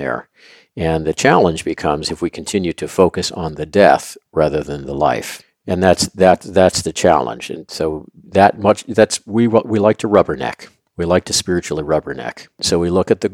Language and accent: English; Louisville, Kentucky, United States; I grew up in Louisville, Kentucky